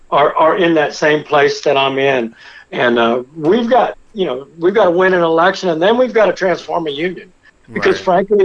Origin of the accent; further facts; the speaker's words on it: France; born there; I'm not, I'm not a Native American. I was, I was born in France. My mother's French